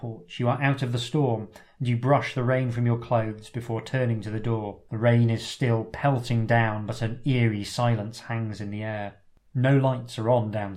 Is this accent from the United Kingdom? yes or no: yes; England, United Kingdom; Being very English